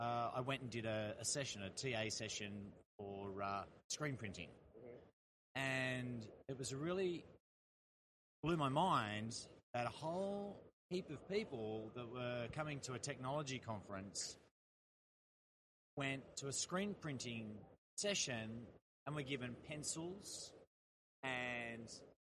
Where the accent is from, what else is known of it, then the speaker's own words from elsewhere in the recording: Sydney, New South Wales, Australia; I'm from Sydney.